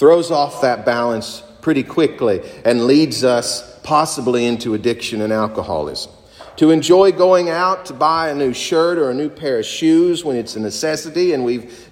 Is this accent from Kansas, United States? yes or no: no; Kentucky, United States; moved away; my home country of Kentucky